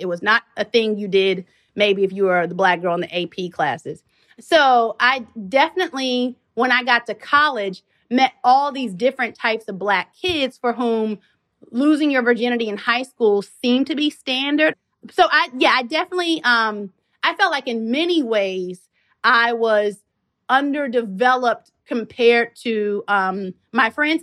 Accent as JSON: {"language": "English", "region": "Kentucky", "country": "United States", "tie": "born or raised there", "moved": "as an adult", "said": "I'm a country mouse, you know, I come from Kentucky"}